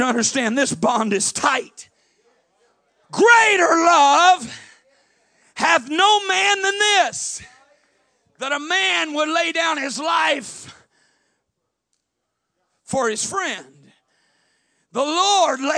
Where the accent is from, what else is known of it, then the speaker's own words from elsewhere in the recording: southern Illinois, United States; moved away; I was in a small school in southern Illinois there, and there were 34 kids in my graduating class